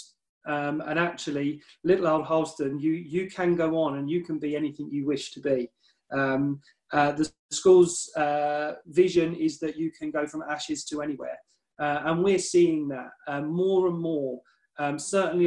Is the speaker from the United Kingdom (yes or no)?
yes; Dickleburgh, East of England, United Kingdom; I'm actually from South Norfolk. I grew up in Dickleborough. My mum and dad still live there.